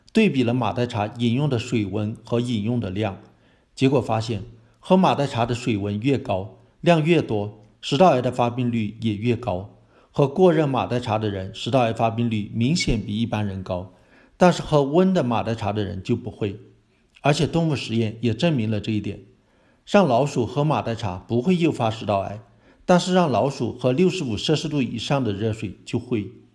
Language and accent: Chinese; China; 我们中国人